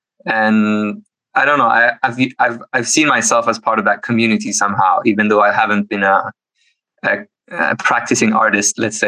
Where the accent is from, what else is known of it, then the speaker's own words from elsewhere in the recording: Iran; moved away as an adult; also born or lived in Oslo, Norway; now in Stavanger, Norway; My bachelor's studies, which I did in Iran, I am from Iran, and I came to Norway to basically continue my academic studies.